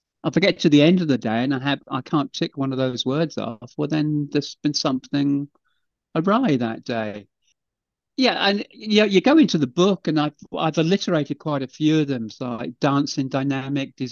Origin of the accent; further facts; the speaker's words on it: England, United Kingdom; I'm just English, so I've done it in English